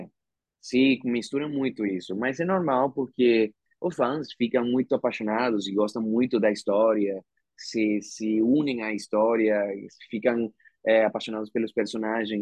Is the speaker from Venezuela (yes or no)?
yes; Venezuela; Portuguese is a second language; moved away as an adult; also born or lived in Argentina; now in Brazil; eu sendo o primeiro ator venezuelano na Disney